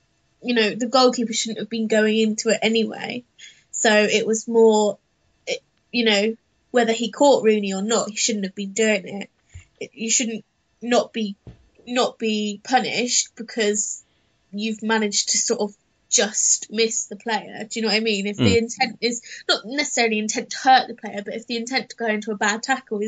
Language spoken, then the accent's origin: English; United Kingdom; We, as the British public, usually do go for the underdog